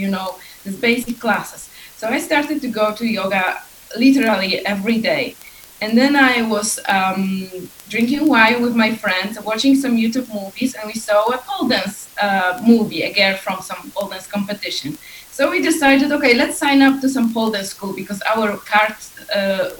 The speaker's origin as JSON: {"language": "English", "country": "Poland", "moved": "yes", "lives_now": "Iceland", "said": "I am originally from Poland. I'm currently living in Iceland."}